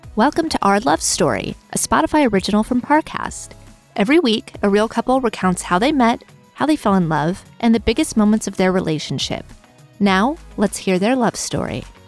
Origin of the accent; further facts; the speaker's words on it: Las Vegas, Nevada, United States; now in Los Angeles, United States; currently living in LA, but born and raised in Vegas